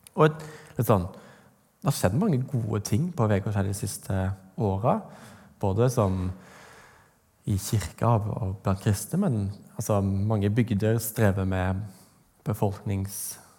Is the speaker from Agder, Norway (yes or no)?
yes; Vegårshei, Agder, Norway; moved away; Jeg Kommer fra Vegårs her, på Sørlandet.